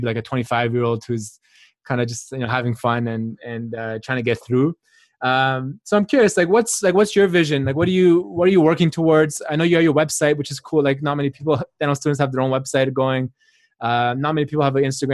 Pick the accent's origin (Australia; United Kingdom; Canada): Canada; I grew up in Canada. I did my undergrad here as well.